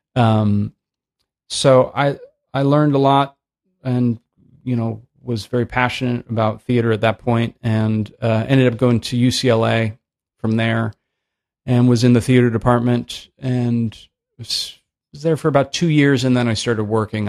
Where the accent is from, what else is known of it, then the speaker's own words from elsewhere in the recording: Oakland, California, United States; also born or lived in San Francisco; I grew up in Oakland